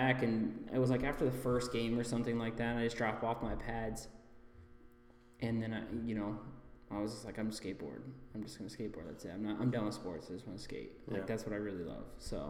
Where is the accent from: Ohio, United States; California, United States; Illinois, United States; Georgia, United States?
Ohio, United States; Oregon; So I grew up in Oregon, Ohio. So Ohio. Basically, Toledo, like, is where everybody knows.